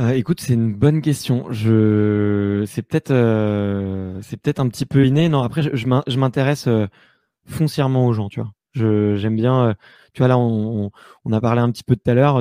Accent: Paris, Île-de-France, France; j'ai beaucoup voyagé en France et partout dans le monde, mais je suis né à Paris. Aujourd'hui, c'est, là que j'ai repris un petit peu mes, mes bases

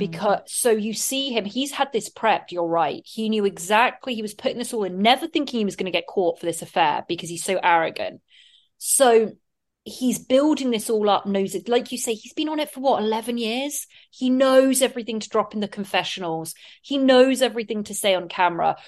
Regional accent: England, United Kingdom; now in United States; being an English person

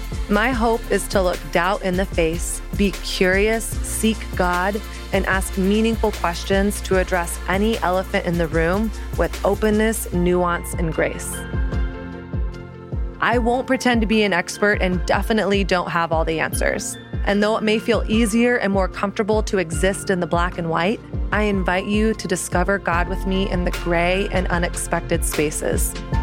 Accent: the South, United States; I grew up in Southern Christian culture, which means I was given an abstinence-only approach to sex ed, aka Hello Purity Movement.

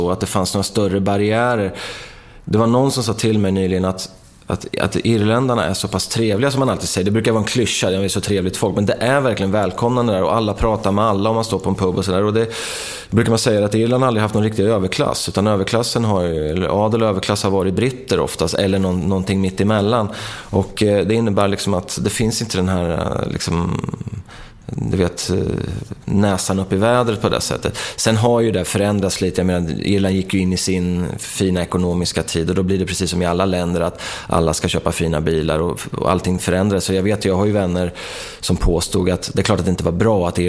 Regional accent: Markbacken, Örebro County, Sweden; Så, ja, när jag växte upp i Markbacken så var det ju liksom, många av mina polare gillar ju hårdrock

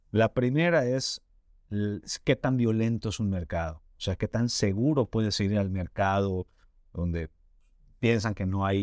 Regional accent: Yucatán, Mexico; yo como yucateco, de, desde que nací, eh, estoy en contacto con gente de zonas rurales

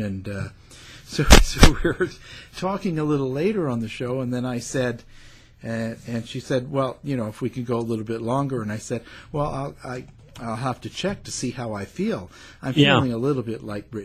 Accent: Canada; we are Canadian

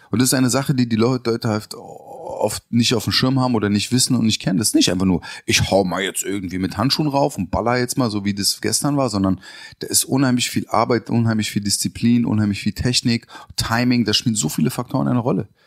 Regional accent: Berlin, Germany; born there; Ich bin ja in Berlin auch geboren.

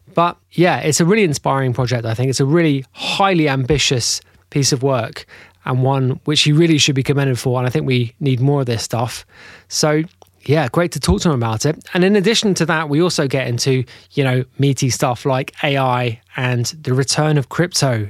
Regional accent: United Kingdom; I'm a Brit too

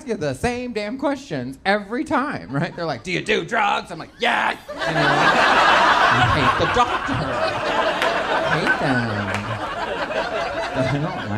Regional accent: Texas, United States; I'm from Texas

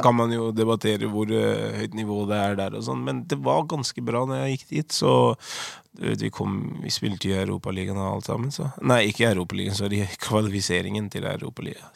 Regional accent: Oslo, Norway; moved away as an adult; født og oppvokst i Oslo. Eh, fra Holmlia. Utkanten av Oslo.

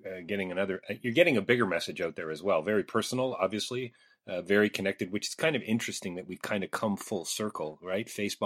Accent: Canada; I would think there's a problem with that with most of us Canadians

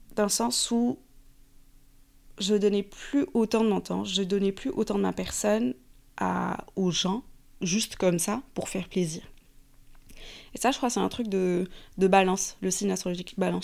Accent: Morocco; moved away as an adult; now in Paris, France; j'ai grandi au Maroc. Donc j'ai fait la plupart de mes études au Maroc, même l'université.

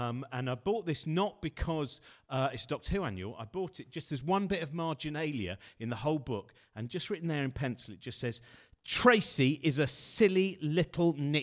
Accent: Rickmansworth, East of England, United Kingdom; I was brought up near Rickmansworth

